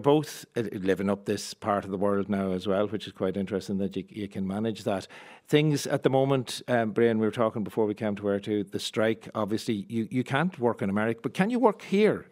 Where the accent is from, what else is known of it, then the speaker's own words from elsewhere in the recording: Monaghan, Ulster, Ireland; as a Monaghan man